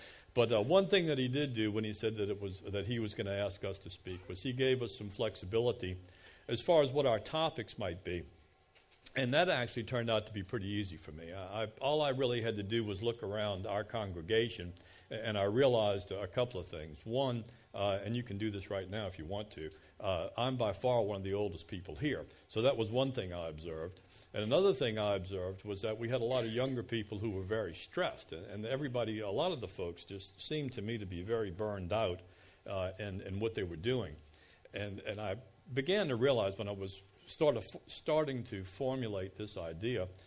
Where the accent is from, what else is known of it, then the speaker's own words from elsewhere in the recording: Kenner, Louisiana, United States; I was born and raised on the South Shore in Kenner